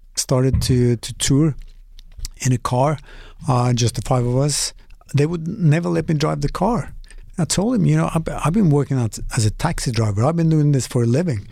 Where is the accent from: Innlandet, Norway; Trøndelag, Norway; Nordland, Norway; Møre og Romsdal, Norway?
Møre og Romsdal, Norway; Molde; English is a second language; mostly in Molde, my hometown.